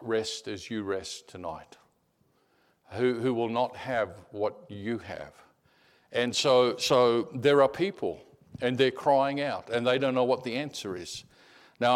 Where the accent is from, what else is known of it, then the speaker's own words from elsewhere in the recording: Australia; I'm an Aussie, and I was a fifth generation Australian